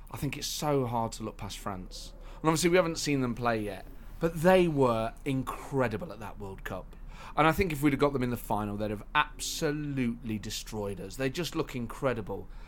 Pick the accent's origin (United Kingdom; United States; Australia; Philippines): United Kingdom; Scotland; accent: Scottish; I mean I wouldn't go there for Scotland. Obviously not with my accent